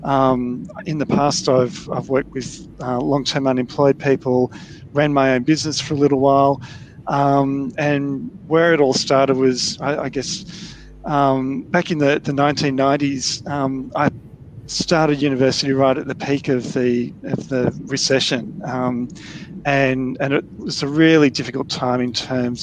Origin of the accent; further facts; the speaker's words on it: Newcastle, New South Wales, Australia; moved away as an adult; also born or lived in Melbourne; I grew up in Newcastle in New South Wales